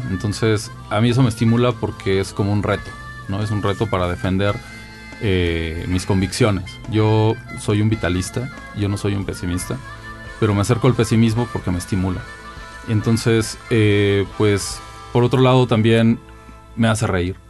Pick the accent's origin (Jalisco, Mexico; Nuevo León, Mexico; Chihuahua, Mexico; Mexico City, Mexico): Mexico City, Mexico; yo nací en la Ciudad de México, eh, pues el Estado de México en gran medida es una ciudad dormitorio y en mi caso lo ha sido. Mi vida principalmente se ha desarrollado en la ciudad